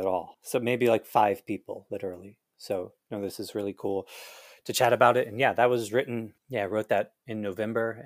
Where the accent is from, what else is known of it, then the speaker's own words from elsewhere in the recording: Canton, Ohio, United States; now in California, United States; I grew up in Canton, Ohio, but would always go to concerts in Cleveland.